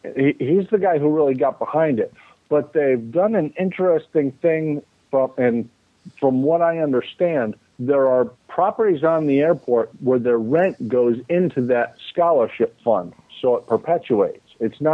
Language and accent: English; Winter Haven, Florida, United States; in Winter Haven, actually, my hometown.